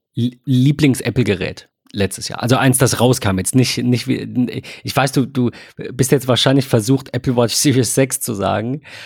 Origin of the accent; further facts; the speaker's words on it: Germany; ich bin Deutscher und ich spreche Deutsch